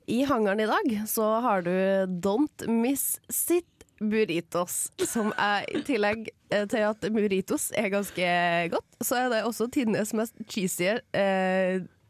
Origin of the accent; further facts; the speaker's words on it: Trondheim, Trøndelag, Norway; Sjøl om jeg er fra Trondheim kommune. Ja. Jeg er fra en plass som heter Byneset